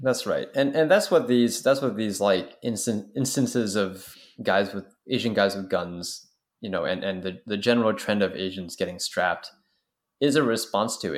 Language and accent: English; Canada; As a Canadian